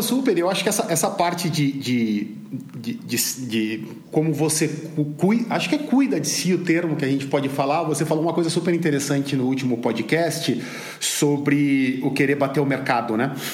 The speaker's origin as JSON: {"language": "Portuguese", "country": "Brazil", "said": "Como brasileiro"}